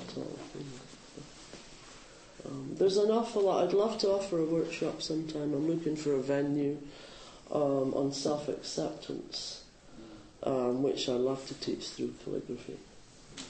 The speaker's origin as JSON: {"language": "English", "region": "Scotland", "country": "United Kingdom", "moved": "yes", "lives_now": "Bay Area, United States", "said": "I'm Scottish"}